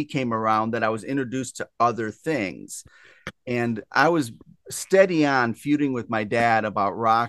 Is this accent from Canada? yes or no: no; Rockford, Illinois, United States; I grew up in Rockford back in the 80s.